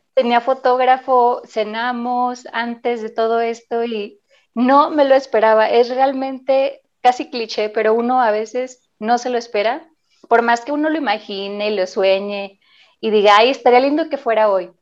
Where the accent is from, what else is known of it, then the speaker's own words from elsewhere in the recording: La Paz, Baja California Sur, Mexico; now in Mexico City, Mexico; Yo salí desde La Paz por haber visitado a mi familia, que de allá soy originaria, en nací, y estaba viviendo en Ciudad de México